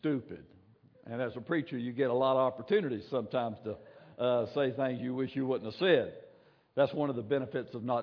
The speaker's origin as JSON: {"language": "English", "town": "Williston", "region": "Florida", "country": "United States", "said": "I'm from Williston"}